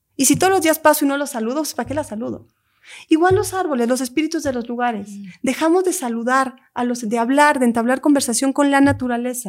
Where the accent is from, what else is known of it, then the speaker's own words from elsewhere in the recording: Lake Atitlán, Sololá, Guatemala; Hay un lago en Guatemala que es mi lugar sagrado, que es donde yo crecí. Es un lago, el lago de Atitlán, con tres volcanes.